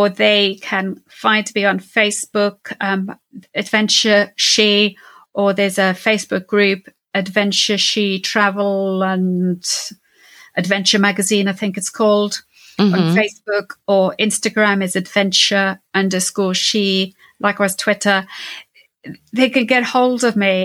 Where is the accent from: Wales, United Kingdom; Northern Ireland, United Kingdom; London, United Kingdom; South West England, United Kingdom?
Wales, United Kingdom; I'm Welsh speaking, Welsh